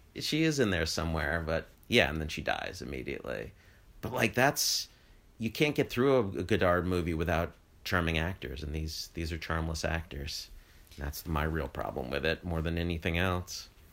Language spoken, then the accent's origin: English; United States; as an American